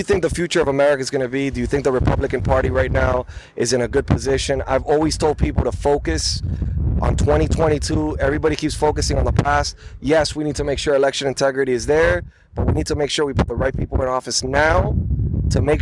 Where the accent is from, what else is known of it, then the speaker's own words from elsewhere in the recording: Miami, Florida, United States; my hometown, Miami.